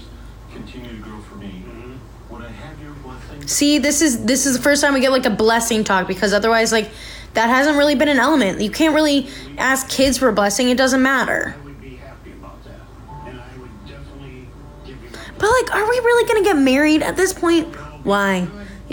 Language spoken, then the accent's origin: English; Chicagoland suburb, Illinois, United States; we're from a Chicagoland suburb.